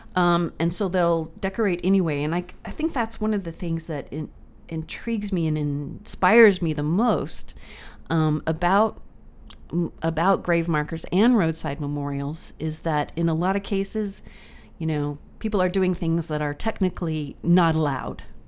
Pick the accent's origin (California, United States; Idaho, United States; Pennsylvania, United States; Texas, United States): Texas, United States; moved away as an adult; also born or lived in Newfoundland; growing up in Texas